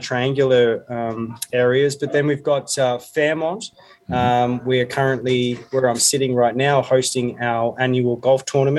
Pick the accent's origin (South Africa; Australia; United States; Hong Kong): Australia; Melbourne, Victoria; moved away as an adult; now in Columbia Valley, Canada; Yeah, so I'm from Melbourne, Australia, initially, and I came to Canada like many other Australians.